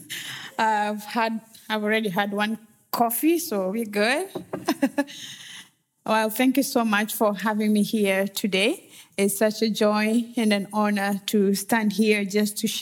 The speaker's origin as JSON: {"language": "English", "region": "Western Kenya", "country": "Kenya", "tie": "born or raised there", "moved": "yes", "said": "I'm originally from Kenya, and I grew up in a small village in Western Kenya"}